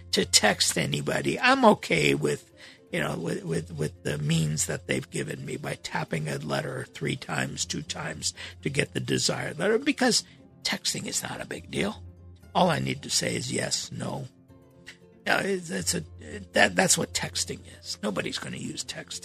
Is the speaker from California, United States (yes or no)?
yes; Los Angeles, California, United States; 1960s, 1970s in Los Angeles growing up